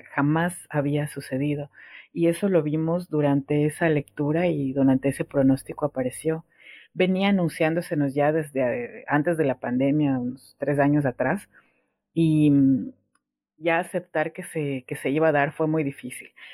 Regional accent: Ecuador; moved away as an adult; now in Argentina; yo salí de Ecuador y estoy ahora en, Argentina

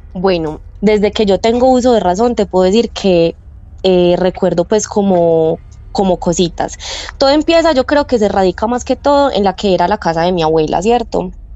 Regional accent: Medellín, Antioquia, Colombia; Soy de Medellín

